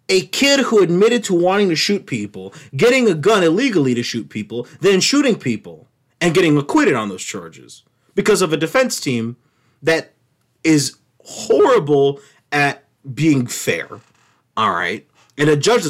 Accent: United States; I'm American

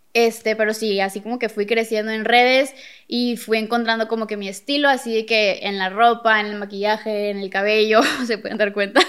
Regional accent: Monterrey, Nuevo León, Mexico; yo somos de Monterrey

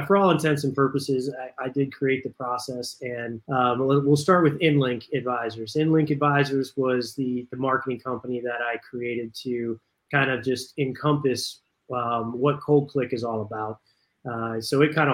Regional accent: Southern California, United States; I grew up in Southern California. My parents lived in San Fernando Valley area

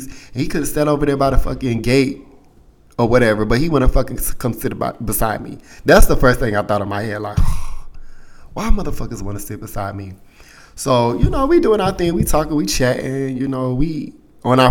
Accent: United States; we're from the States

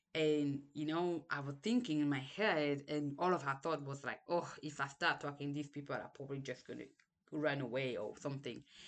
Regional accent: Cameroon; English is a second language; moved away; also born or lived in Senegal; I was born in Cameroon, lived there for a while, then we moved to Senegal

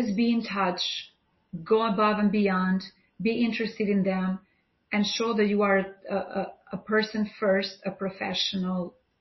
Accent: Albania; moved away as an adult; now in New York City, United States; I'm from Albania

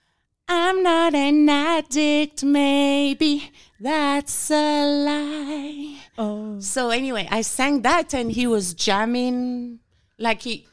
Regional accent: France; accent: French; English is a second language; moved away as an adult; also born or lived in Louisiana, United States; now in Houston, United States; I'm originally from France, and I went to grad school in Louisiana.

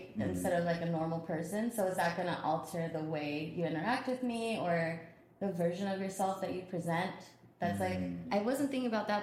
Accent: San Diego, California, United States; We're both from San Diego.

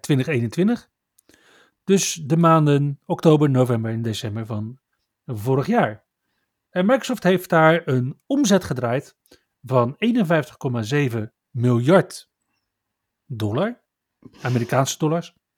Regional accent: Netherlands; we als Nederlanders

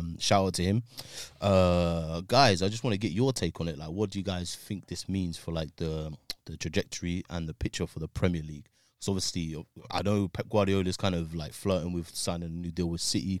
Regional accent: United Kingdom; as a British man

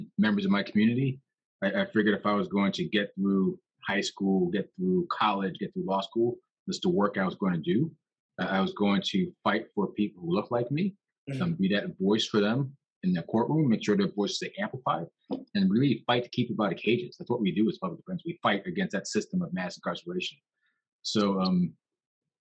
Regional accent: New York, United States; now in Alameda County, United States; I was born in New York, my background, Jamaica, Queens.

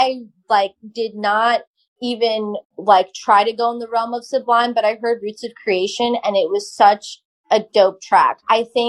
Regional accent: Long Island, New York, United States; I grew up on Long Island with a bunch of Italians

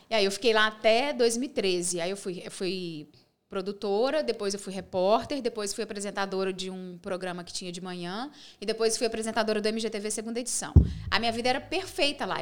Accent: Pains, Minas Gerais, Brazil; also born or lived in Divinópolis; eu sou de País, que é uma cidade do interior, uma cidade bem pequenininha, que tem 8 mil habitantes. Sim. Eu morei em Pains até meus 19 anos

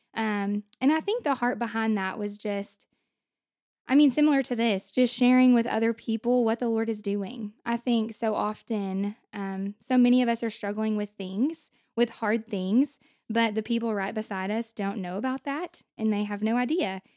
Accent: Hope, Arkansas, United States; moved away as an adult; also born or lived in Russellville, Arkansas; now in Conway, United States; I am from Hope, Arkansas

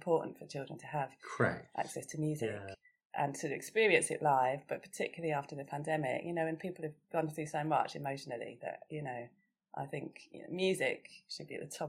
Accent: Chichester, South East England, United Kingdom; moved away; also born or lived in Mill Hill, London; Yeah, I went to primary school down in Sussex. That's where I was born. I'm from Chichester, West Sussex. And I went to school in this brilliant primary school, Bosham.

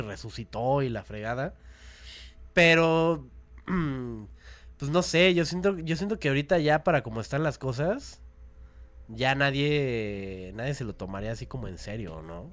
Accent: Mexico City, Mexico; also born or lived in Cuautitlán, State of Mexico; Yo nací aquí en la Ciudad de México.

